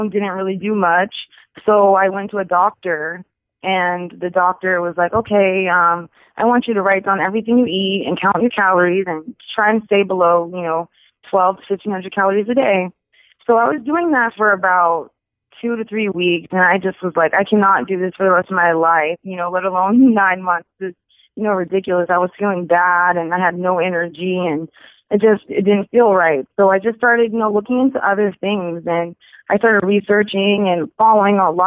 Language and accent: English; Charleston, South Carolina, United States; born or raised there